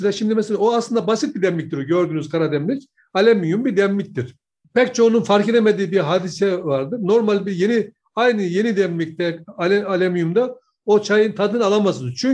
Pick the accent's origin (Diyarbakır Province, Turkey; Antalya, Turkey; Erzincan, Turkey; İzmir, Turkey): Erzincan, Turkey; Kemaliye; Şimdi e, bizim ben Erzincan Kemal'lıyım.